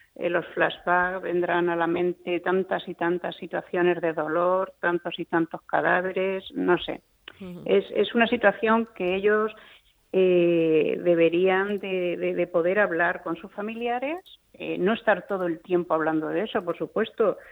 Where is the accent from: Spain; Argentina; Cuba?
Spain